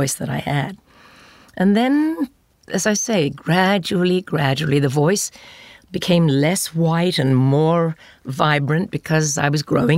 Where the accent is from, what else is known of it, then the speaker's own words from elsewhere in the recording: England, United Kingdom; moved away as an adult; I do love my home country